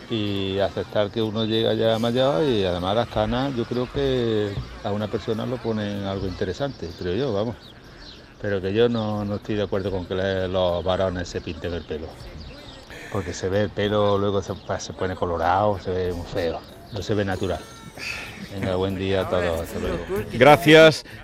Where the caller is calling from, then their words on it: Córdoba, Andalusia, Spain; Buenos días, amigos de Canal Sur … de Córdoba.